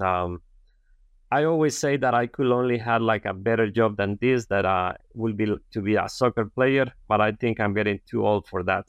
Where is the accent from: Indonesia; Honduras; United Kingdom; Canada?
Honduras; English is a second language; moved away as an adult; also born or lived in San Pedro Sula, Honduras; I'm, uh, from a very rural area in Honduras, and, um, you know, like, I grew up, you know, planting corn and beans.